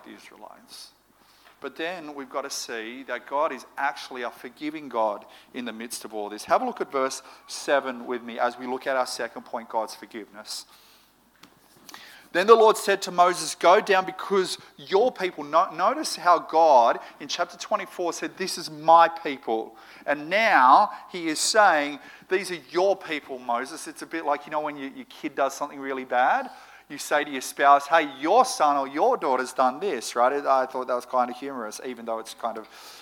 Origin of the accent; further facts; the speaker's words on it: Moree, New South Wales, Australia; now in Sydney, Australia; growing up in Moree